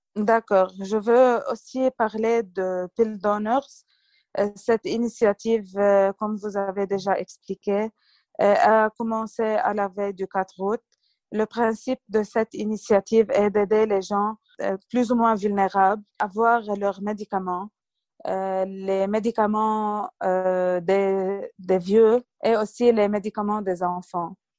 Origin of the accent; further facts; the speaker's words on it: Lebanon; chez nous au Liban